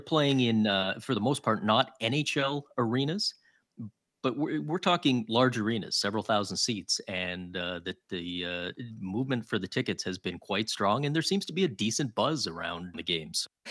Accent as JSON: {"language": "English", "town": "Toronto", "region": "Ontario", "country": "Canada", "tie": "born or raised there", "moved": "yes", "lives_now": "Ottawa, Canada", "said": "I grew up in Toronto"}